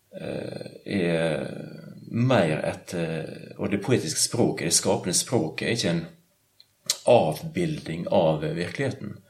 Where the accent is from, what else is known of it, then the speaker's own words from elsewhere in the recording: Sunnmøre, Møre og Romsdal, Norway; moved away; also born or lived in Bergen; Sunnmøre, der jeg kommer fra